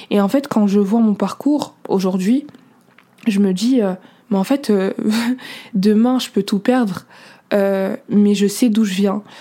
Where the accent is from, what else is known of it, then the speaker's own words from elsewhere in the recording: Senegal; Moi je suis à l'aise avec ma culture, je suis sénégalaise, mauritanienne, soniquée, je l'assume.